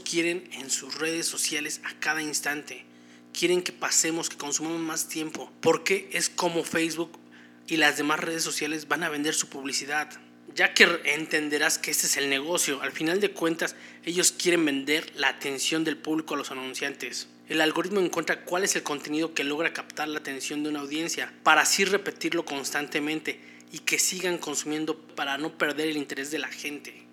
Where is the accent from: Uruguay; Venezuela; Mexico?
Mexico